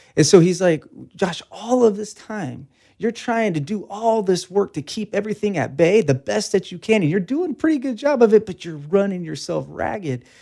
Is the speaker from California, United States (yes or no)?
yes; Bakersfield, California, United States; Born and raised in Bakersfield, uh, nineteen eighty-three, um, and then went to the Bakersfield High School